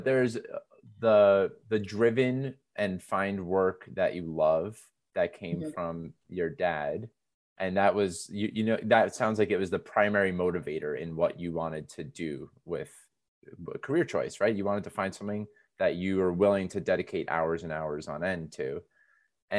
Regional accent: United States; also born or lived in New York City; I live in New York City now, and I grew up outside of New York City

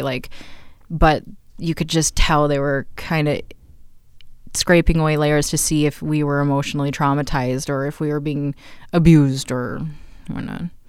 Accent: Mankato, Minnesota, United States; also born or lived in Green Bay area, Wisconsin / Colorado; We grow up, grew up, uh, in La Jolla, which is now quaintly known as South Bend Township

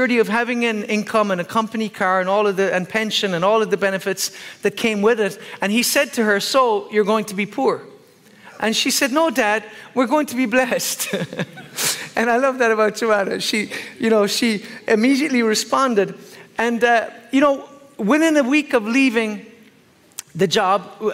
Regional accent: Ireland; I'm Irish

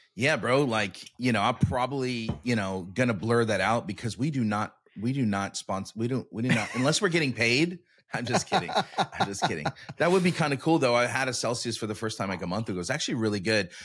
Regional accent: Sacramento, California, United States; moved away as an adult; I'm from Sacramento

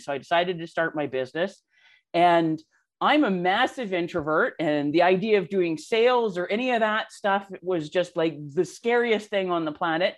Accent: Canada; I am Canadian

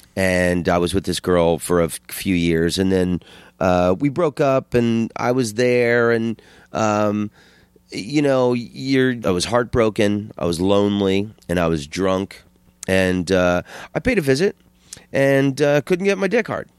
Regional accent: Orlando, Florida, United States; I'm from Orlando

